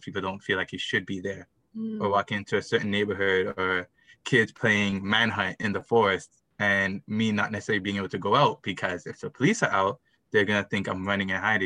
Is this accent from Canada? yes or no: yes; Mississauga, Ontario, Canada; I grew up in Mississauga. I grew up North Mississauga.